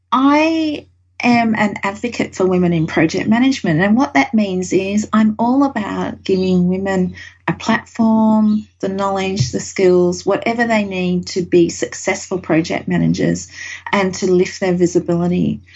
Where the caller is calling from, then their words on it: Brisbane, Queensland, Australia; And I'm coming live from Brisbane, Australia, which is another day ahead, which it's hard to wrap your mind around sometimes.